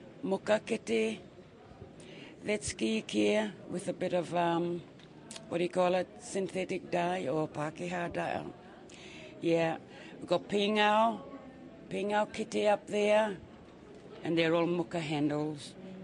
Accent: Papua New Guinea; moved away as an adult; now in New Zealand; I came here from New Guinea over 20 years ago.

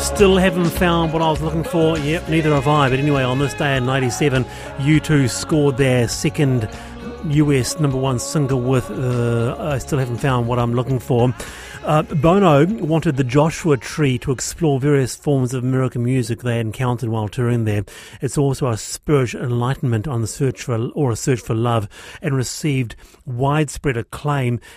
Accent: Auckland, New Zealand; also born or lived in South Island; I was born here, lived here, uh, I grew up in Monterey

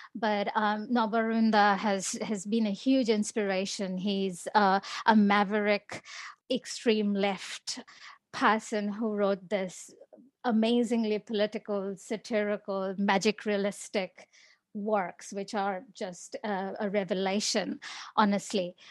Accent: India; moved away; I grew up in India, uh, I'm Indian

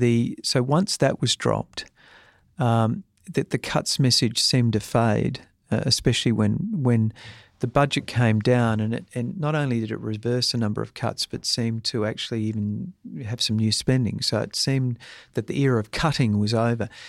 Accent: South Australia, Australia; I'm come from South Australia

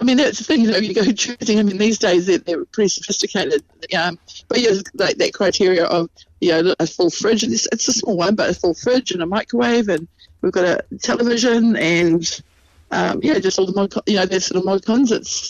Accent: Ngaruawahia, Waikato, New Zealand; So at least we're from Narua Wahia, it's more in the centre of the district.

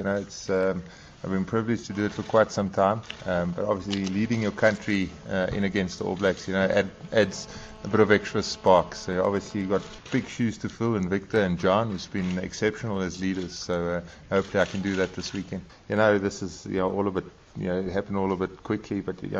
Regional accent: South Africa; as a youngster growing up in South Africa

